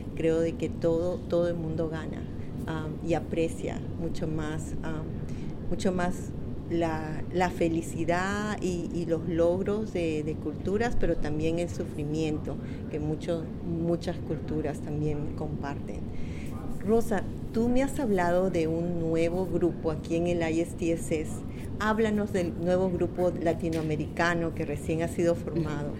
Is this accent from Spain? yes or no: no; Peru; now in Connecticut, United States; Soy peruana de origen peruano